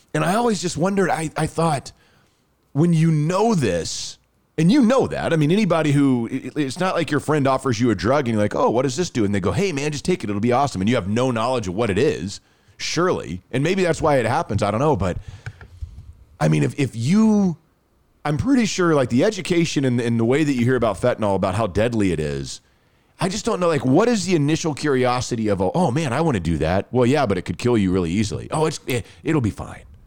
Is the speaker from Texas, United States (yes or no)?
yes; Rockwall, Texas, United States; I grew up in Rockwall